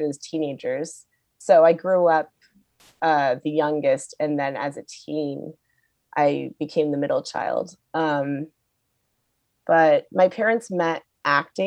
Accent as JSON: {"language": "English", "town": "Seattle", "region": "Washington", "country": "United States", "tie": "born or raised there", "said": "I grew up in Seattle."}